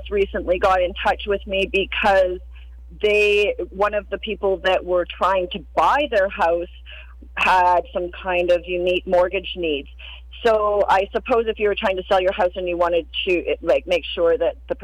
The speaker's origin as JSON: {"language": "English", "town": "Cranbrook", "region": "British Columbia", "country": "Canada", "tie": "born or raised there", "also_born_or_lived": "West Kootenays / Niagara Falls, Ontario", "moved": "as an adult", "lives_now": "Cranbrook, Canada", "said": "I'm originally from Cranbrook"}